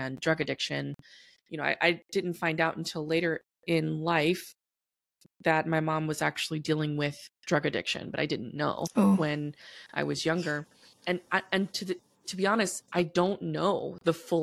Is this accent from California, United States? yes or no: no; New Orleans, Louisiana, United States; now in Texas, United States; I was born and raised in New Orleans, Louisiana